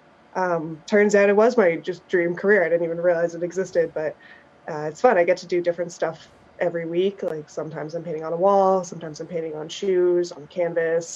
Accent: Grimsby, Ontario, Canada; now in Toronto, Canada; I'm from Grimsby

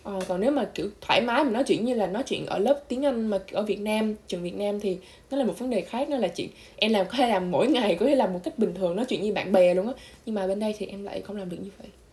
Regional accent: Vietnam; moved away; mình là người Việt duy nhất trong trường

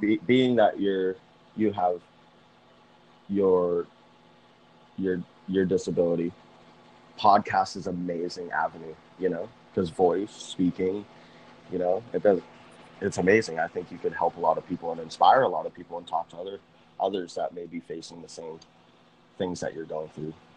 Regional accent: Massachusetts, United States; moved away; Massachusetts is actually my home state

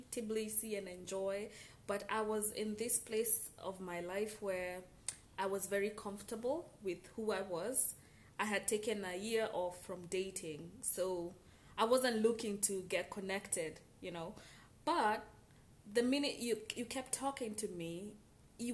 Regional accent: Kenya; moved away; I'm originally from Kenya

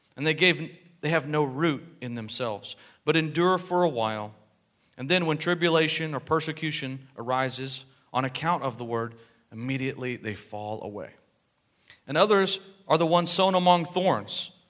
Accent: United States; we're American citizens, and I'm proud to be an American

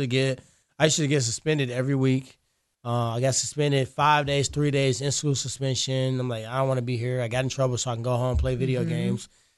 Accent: Ferguson, Missouri, United States; I'm from Ferguson.

